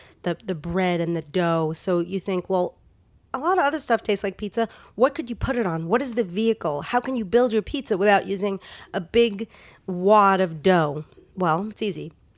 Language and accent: English; New York, United States; now in Los Angeles, United States; I grew up in New York.